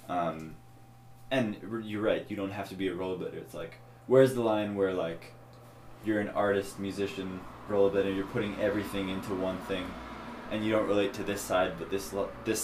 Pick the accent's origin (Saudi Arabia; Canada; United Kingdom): Canada; Kamloops, British Columbia; Us growing up in Kamloops